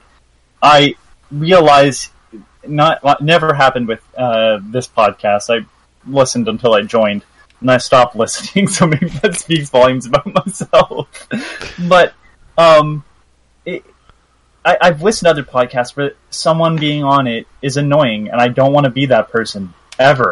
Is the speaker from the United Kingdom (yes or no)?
no; Canada; I'm Canadian